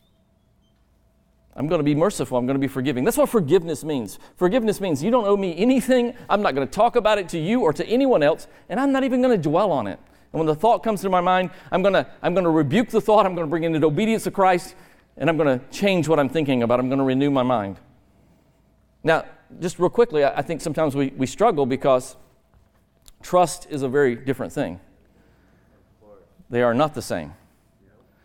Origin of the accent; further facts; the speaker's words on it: Alabama, United States; also born or lived in Georgia; I'm from Alabama